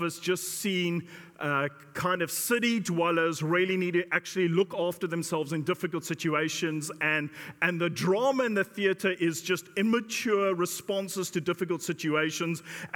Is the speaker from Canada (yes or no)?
no; South Africa; now in United Kingdom; I come from South Africa